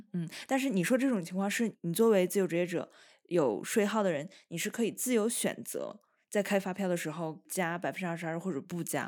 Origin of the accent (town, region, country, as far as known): China; now in Italy